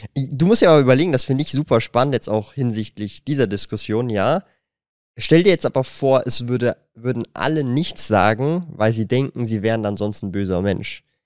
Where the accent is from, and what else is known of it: Switzerland